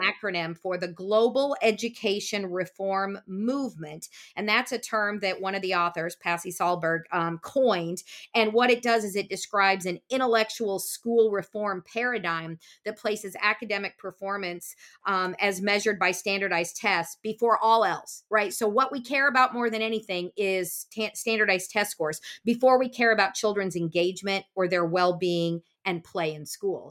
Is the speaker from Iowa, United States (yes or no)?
yes; Des Moines, Iowa, United States; I grew up in Des Moines, Iowa